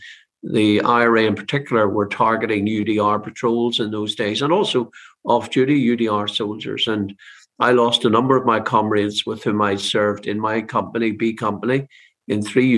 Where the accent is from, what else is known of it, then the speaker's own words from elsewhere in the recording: Kilkeel, Northern Ireland, United Kingdom; County Down, which is my native county. I grew up in the Mourns in Kilkeelan, County Down.